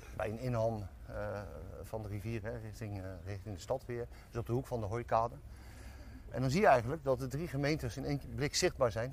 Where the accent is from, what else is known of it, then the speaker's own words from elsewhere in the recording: Dordrecht, South Holland, Netherlands; waar kom jij vandaan? En dan zei ik altijd, ja, Dordrecht